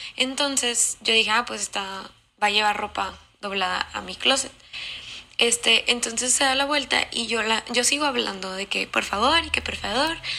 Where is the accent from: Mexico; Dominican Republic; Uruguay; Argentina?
Mexico; Monterrey, Nuevo León; de Monterrey